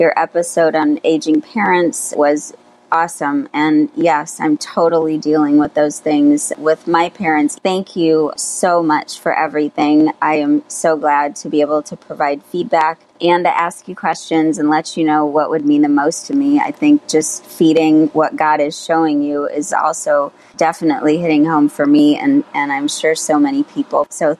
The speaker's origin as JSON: {"language": "English", "town": "Naples", "region": "Florida", "country": "United States", "also_born_or_lived": "Michigan", "said": "I'm from Naples, Florida, and also Michigan."}